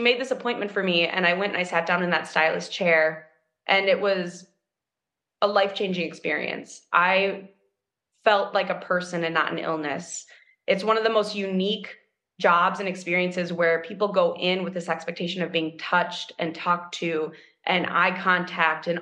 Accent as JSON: {"language": "English", "town": "Minneapolis", "region": "Minnesota", "country": "United States", "tie": "born or raised there", "said": "I'm from Minneapolis, Minnesota. I grew up downtown Minneapolis."}